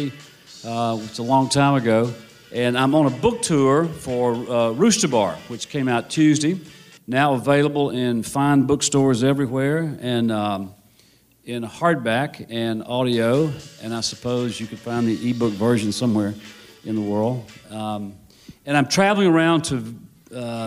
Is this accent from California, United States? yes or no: no; Memphis, Tennessee, United States; moved away; I return to my hometown of Memphis